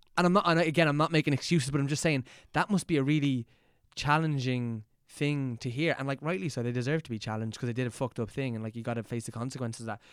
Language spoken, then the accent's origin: English; Dublin, Ireland; growing up here